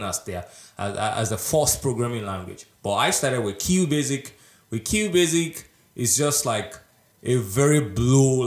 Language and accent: English; Nigeria; now in Estonia; I am originally from Nigeria